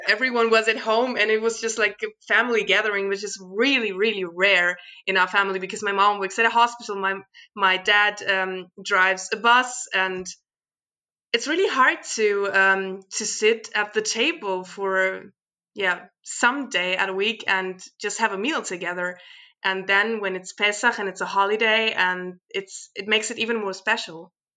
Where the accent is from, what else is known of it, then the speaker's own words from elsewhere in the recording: Sverdlovsk, Luhansk Oblast, Ukraine; now in Germany; I was born in the Ukraine